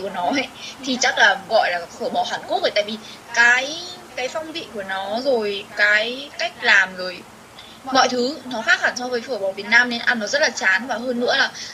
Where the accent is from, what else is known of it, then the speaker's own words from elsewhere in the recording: Vietnam; moved away as an adult; now in Seoul, South Korea; đấy là quê mình quê hương mình nơi mình sinh ra